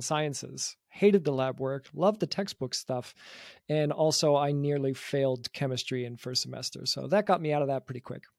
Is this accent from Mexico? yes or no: no; Canada; now in Munich, Germany; we're both from Canada